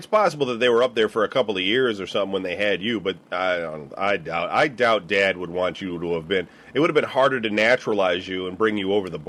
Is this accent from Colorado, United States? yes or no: no; Clawson, Michigan, United States; also born or lived in Detroit; I was born in Detroit.